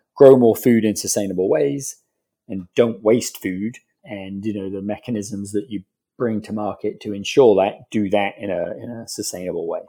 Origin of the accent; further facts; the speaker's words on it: England, United Kingdom; moved away as an adult; now in United States; a British guy living in America, right? Because, you know, growing up in England